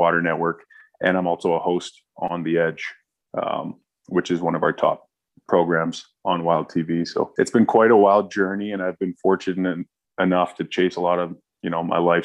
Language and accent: English; Squamish, British Columbia, Canada; also born or lived in Washington State / Toronto; Small town BC kid. I grew up in Bracondale, BC, or Squamish, BC.